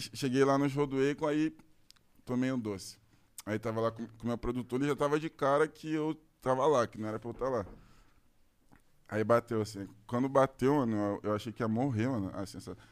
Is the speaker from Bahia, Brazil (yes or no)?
no; Curitiba, Paraná, Brazil; Eu sou de Curitiba também